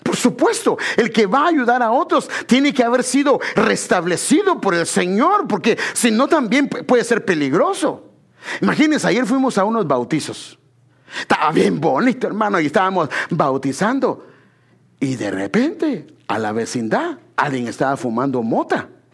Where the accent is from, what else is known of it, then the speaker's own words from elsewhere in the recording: Guatemala Department, Guatemala; moved away; En Guatemala yo bueno, yo vivía en una zona que le llaman la zona 8, ahí, ahí nací, está en, la avenida Castellana, pero donde crecí no fue ahí, yo crecí en una colonia que se llama La Carolingia